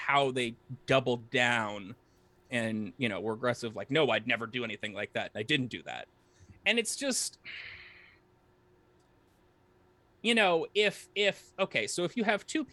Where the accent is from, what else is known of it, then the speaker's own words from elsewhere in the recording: New England, United States; growing up in New England, like in like early 2000s